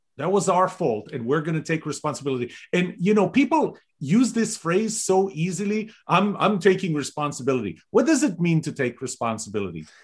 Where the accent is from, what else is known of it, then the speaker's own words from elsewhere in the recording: Texas, United States; We're both original from Texas